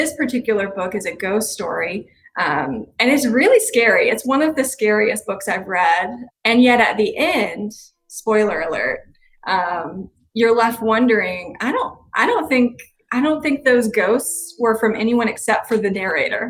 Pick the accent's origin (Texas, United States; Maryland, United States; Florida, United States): Florida, United States; I'm from Florida